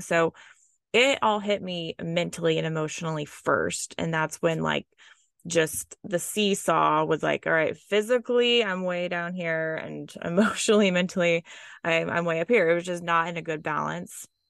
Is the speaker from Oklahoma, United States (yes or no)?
yes; Oklahoma, United States; I was born and raised in Oklahoma. Um, that's in the United States in the Midwest